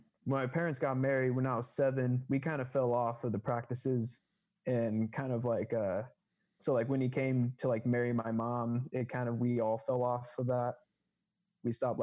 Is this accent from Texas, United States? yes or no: yes; Seguin, Texas, United States; I grew up in Seguin, Texas, which is a very small town kind of near San Antonio.